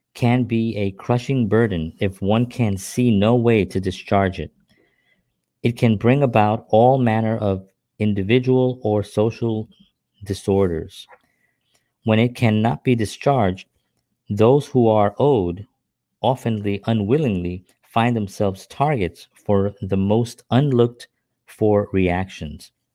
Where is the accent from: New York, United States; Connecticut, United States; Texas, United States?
New York, United States; New York City; moved away as an adult; now in New Jersey, United States; I'm from New York City